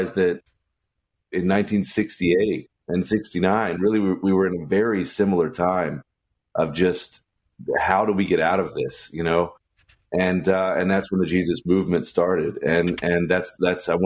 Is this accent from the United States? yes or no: yes; the South, United States; I'm from the South